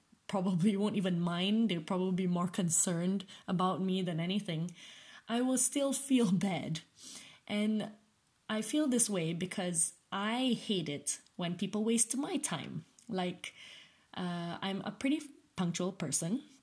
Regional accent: Malaysia; moved away as an adult; now in United Kingdom; growing up in Malaysia

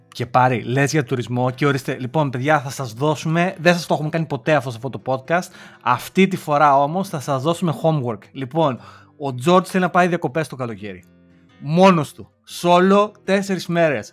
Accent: Lamia, Central Greece, Greece; σαν λαμιώτη, γιατί είμαι από τη Λαμία

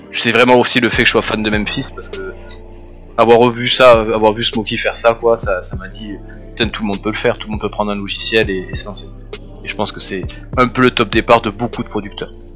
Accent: Toulouse, Occitania, France; je viens de Toulouse, je suis né en 87, donc du sud-ouest. J'ai grandi donc, dans l'est de Toulouse

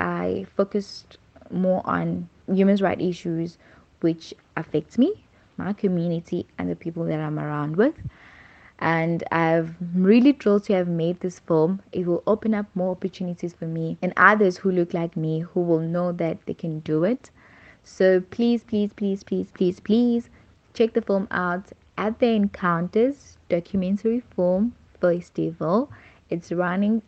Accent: Durban, KwaZulu-Natal, South Africa; now in Cape Town, South Africa; I am from Durban. I am a filmmaker based in Cape Town

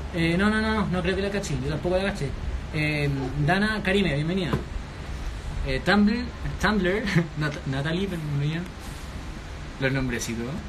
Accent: Chile; somos chilenos

